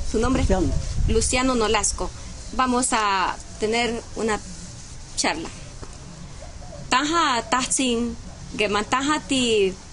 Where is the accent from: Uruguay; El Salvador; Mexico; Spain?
El Salvador; Santo Domingo de Guzmán, Sonsonate; vengo de Santo Domingo de Guzmán. Estamos en Nahuizalco, departamento de Sonsonate